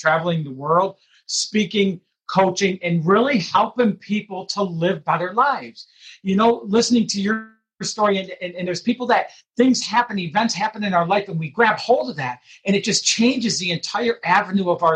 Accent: Detroit, Michigan, United States; being raised in Detroit, Michigan

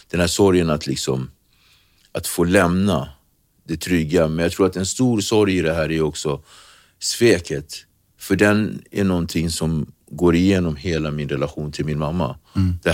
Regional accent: Praia, Cape Verde; now in Sweden; Så att, då har vi alltså flugit från Santiago, där jag kommer från, Praia, till, eh, till eh, Sal.

